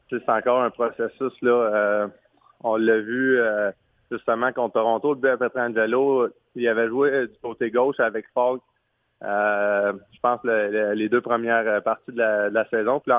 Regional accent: France; vu que je, vu que je suis un Français, on a bien du fun avec ça.

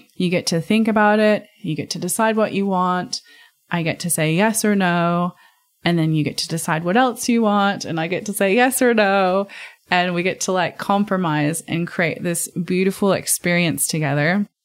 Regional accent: United States; being American

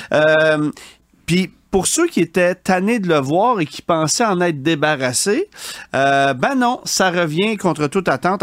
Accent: Quebec, Canada; chez nous au Québec

